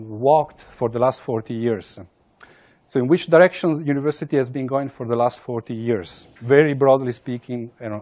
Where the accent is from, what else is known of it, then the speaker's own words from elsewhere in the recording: Italy; I come from Italy